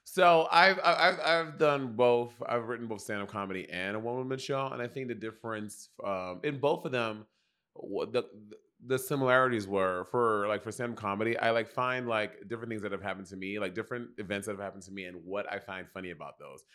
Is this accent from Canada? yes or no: no; United States; me as an American